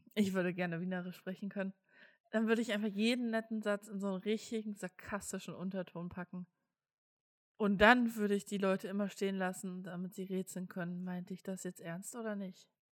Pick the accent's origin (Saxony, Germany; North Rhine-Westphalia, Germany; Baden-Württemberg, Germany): Saxony, Germany; Ich komme aus Sachsen